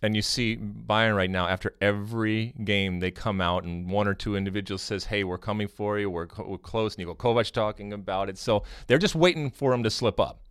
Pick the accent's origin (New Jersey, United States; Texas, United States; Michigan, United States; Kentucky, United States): Michigan, United States; Detroit; I grew up in Michigan. I grew up in Detroit